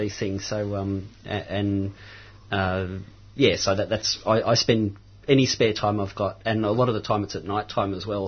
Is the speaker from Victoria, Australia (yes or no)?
yes; Mount Macedon, Victoria, Australia; now in Romsey, Australia; I grew up in Mount Macedon, mm-hmm. um, and I live in Romsey now